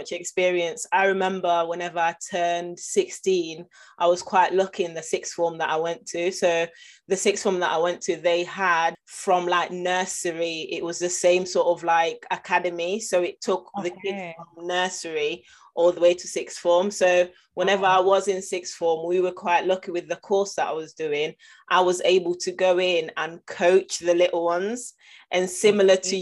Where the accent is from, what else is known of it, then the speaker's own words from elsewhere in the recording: Nottingham, East Midlands, United Kingdom; I'm from Nottingham and the area that I went to school